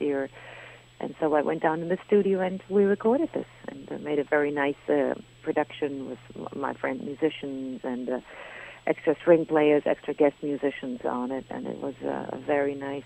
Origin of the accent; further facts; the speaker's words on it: Germany; moved away as an adult; also born or lived in Berlin, Germany / London, United Kingdom / Paris, France; now in New York, United States; I'm a German. But really, today, what I am is a New Yorker